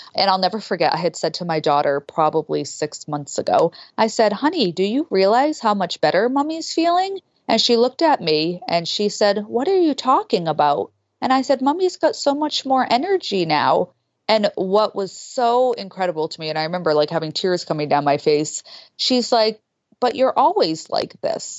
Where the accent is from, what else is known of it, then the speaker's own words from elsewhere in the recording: Boston, Massachusetts, United States; I'm from Boston